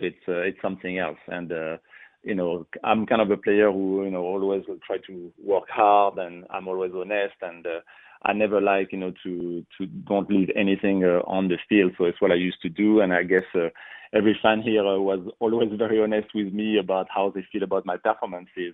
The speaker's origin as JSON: {"language": "English", "country": "France", "second_language": "English", "moved": "as an adult", "said": "originally, you know, I am from France, so soccer is kind of number one. You know, you uh, you play soccer every day at school"}